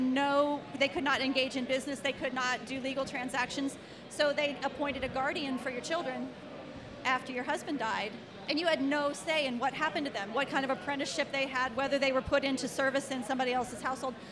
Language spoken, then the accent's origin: English; Cincinnati, Ohio, United States; I was born in Cincinnati, Ohio in 1960 something